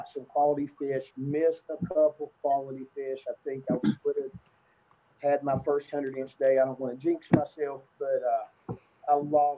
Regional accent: New River, West Virginia, United States; I grew up on the New River, fishing the New and Dolly and Greenbrier and Elk and whatnot.

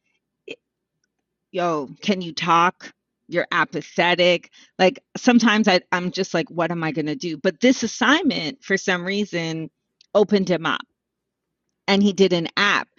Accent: Montreal, Quebec, Canada; we're from Montreal

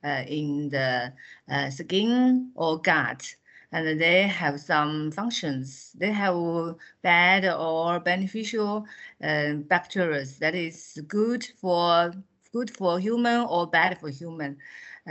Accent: China; from China. I'm a dermatologist from Xiangya Hospital, Central South University, which is located in Hunan province of China

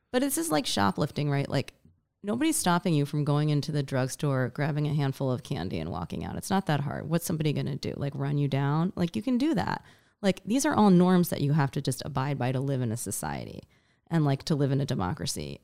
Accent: New York City, New York, United States; I grew up in New York City

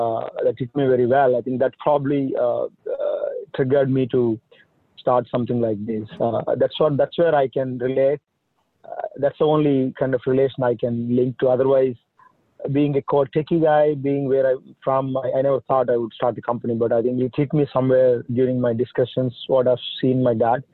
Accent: India; moved away as an adult; now in United States; I'm from India. That's where I came from. I came here in 2000 for doing my master's. In India, I'm from a small village

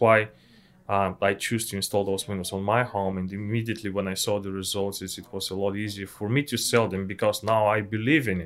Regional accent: Bulgaria; English is a second language; moved away as an adult; also born or lived in Ukraine / England; I was study in Ukraine and I'm from Bulgaria

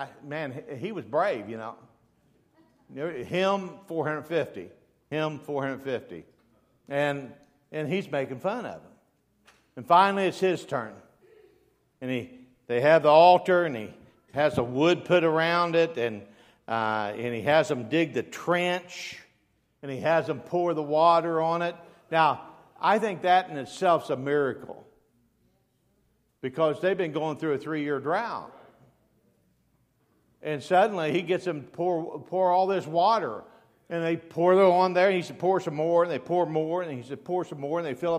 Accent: Dayton, Ohio, United States; I was raised in Dayton, Ohio

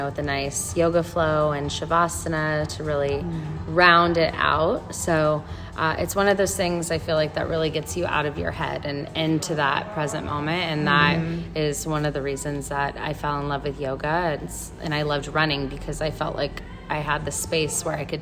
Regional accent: Southern Orange County, California, United States; moved away as an adult; also born or lived in San Diego, California / Raleigh, North Carolina; now in Switzerland; I'm originally from Southern Orange County.

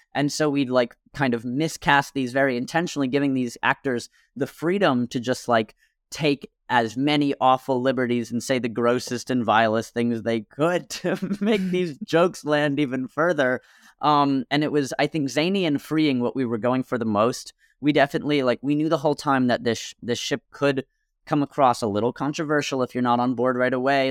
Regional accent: Millburn, New Jersey, United States; There was this bar in my hometown. I'm from a small town in Milburn, New Jersey

